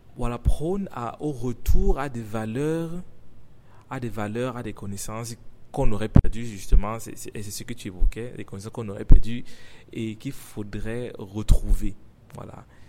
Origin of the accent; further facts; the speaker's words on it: Cameroon; first language French; je suis africain, j'ai grandi au Cameroun